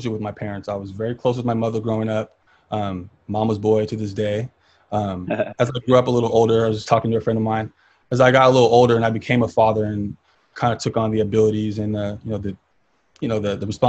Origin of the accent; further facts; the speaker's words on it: Tracy, California, United States; also born or lived in Stockton, California; I'm from Stockton, California, but I was pretty much raised in Tracy